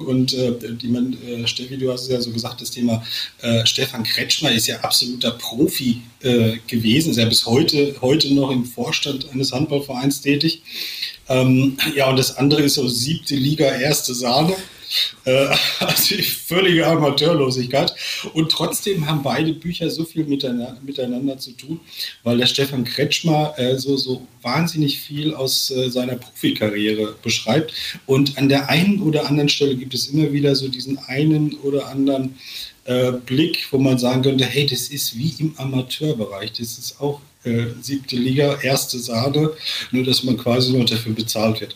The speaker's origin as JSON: {"language": "German", "area": "Sauerland", "region": "North Rhine-Westphalia", "country": "Germany", "said": "ich komme aus dem Sauerland"}